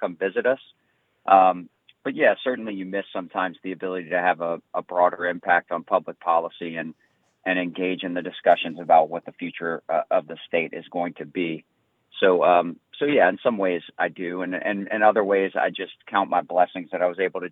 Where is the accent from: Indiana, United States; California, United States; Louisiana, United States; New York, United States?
Louisiana, United States; St. Bernard Parish; I grew up in St. Bernard Parish.